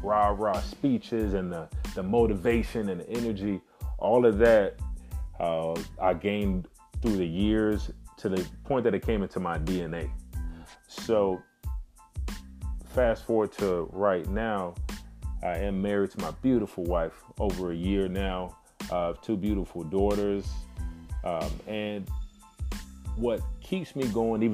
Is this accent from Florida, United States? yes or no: yes; Miami, Florida, United States; born and raised in Miami, Florida.